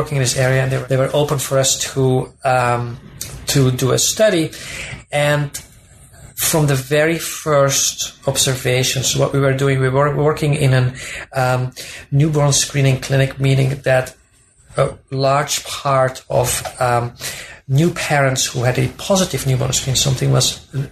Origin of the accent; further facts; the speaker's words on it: Belgium; moved away as an adult; also born or lived in Minnesota, United States; now in United States; I'm originally from Belgium, and I did my undergraduate degree in sociology there